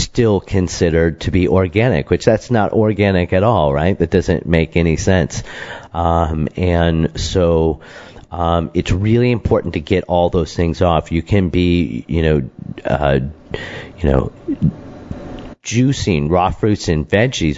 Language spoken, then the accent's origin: English; Michigan, United States; when we were growing up in Michigan